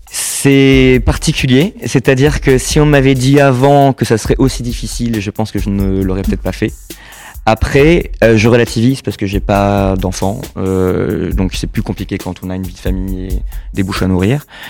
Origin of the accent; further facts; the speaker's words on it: Saint-Jean-d'Angély, Nouvelle-Aquitaine, France; moved away as an adult; also born or lived in La Rochelle / Malaga, Spain / United States / New Zealand; now in Paris, France; je suis né à Saint-Jean d'Angély et j'ai vécu aussi à La Rochelle pendant très longtemps